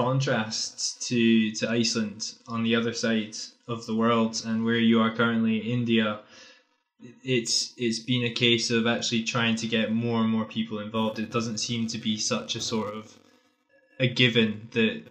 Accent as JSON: {"language": "English", "region": "Scotland", "country": "United Kingdom", "said": "as a Scotsman"}